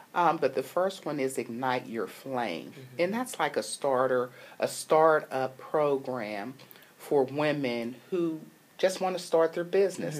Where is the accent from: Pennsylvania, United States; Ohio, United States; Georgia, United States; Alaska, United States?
Pennsylvania, United States; Pittsburgh; moved away; Pittsburgh, which is my hometown